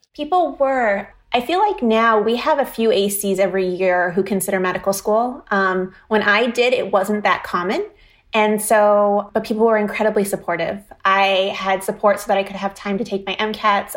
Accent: Vermont near Burlington, United States; moved away as an adult; also born or lived in Philadelphia, Pennsylvania; now in Boston area, United States; I grew up in Vermont near Burlington

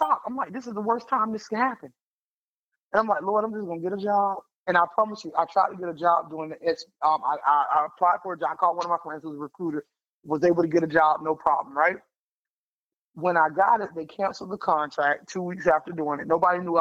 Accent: the South, United States; I'm a Southerner girl, so going to Connecticut was the highest up I had ever been

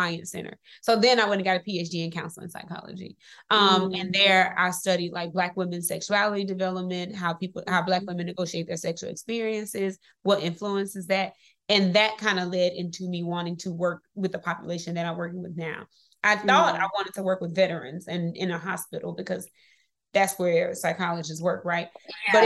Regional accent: Mississippi, United States; moved away; This is going to be how I get myself out of Mississippi, because I grew up in Mississippi

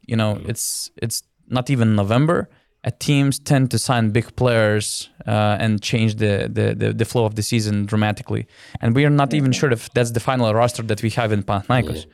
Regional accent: Lithuania; I'm from Lithuania.

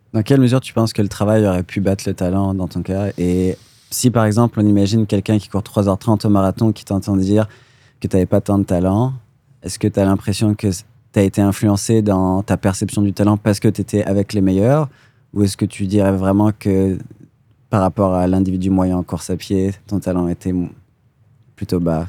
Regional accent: France; moi, en tant que Français

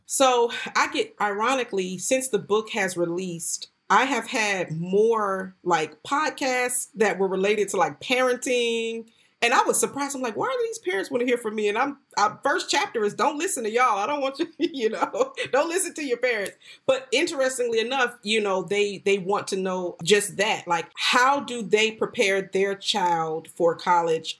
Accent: North Florida, United States; moved away as an adult; also born or lived in New York City; I went back to Florida, which is where I was raised in North Florida

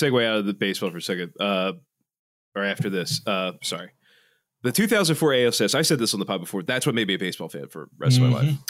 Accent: Philadelphia, Pennsylvania, United States; I grew up in Kensington, so I grew up in a Puerto Rican part of the city

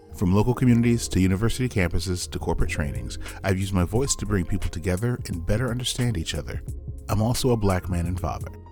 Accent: Midwest, United States; I'm from the Midwest

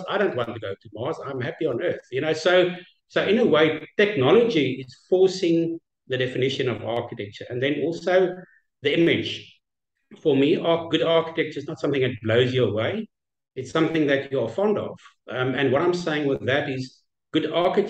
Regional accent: South Africa; I'm from South Africa, with our own challenges

